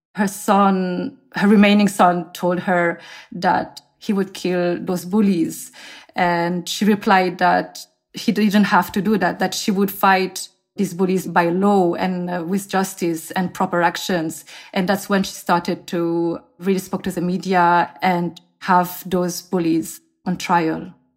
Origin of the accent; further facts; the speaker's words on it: France; also born or lived in South Korea; now in Seoul, South Korea; I am originally from South Korea, but I grew up in France